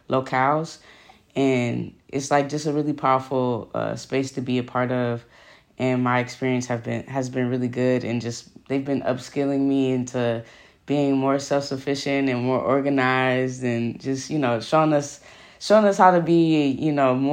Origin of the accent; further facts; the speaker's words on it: Oakland, California, United States; I'm from Oakland, California.